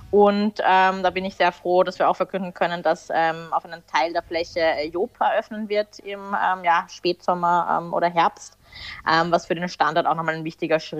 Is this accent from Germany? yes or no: no; Austria; gewandt, wie man bei uns in Österreich sagt